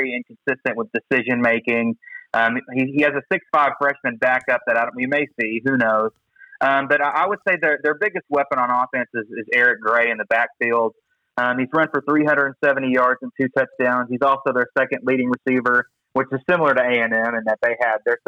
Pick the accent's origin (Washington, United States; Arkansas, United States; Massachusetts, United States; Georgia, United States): Arkansas, United States; Benton; I'm from Benton, so we went to church together, Benton High School